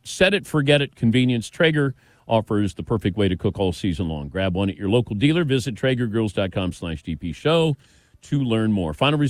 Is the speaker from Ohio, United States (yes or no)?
yes; Mason, Ohio, United States; And I'm from Mason.